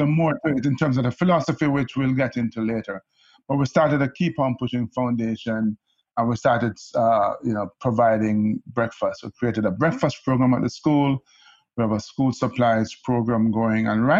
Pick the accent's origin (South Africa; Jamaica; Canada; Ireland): Jamaica; Kingston; now in New York, United States; I grew up in Kingston, Jamaica